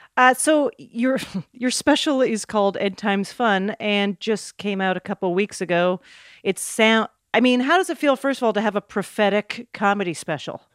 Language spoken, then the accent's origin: English; Canada; moved away as an adult; also born or lived in New York; I was a comic from Canada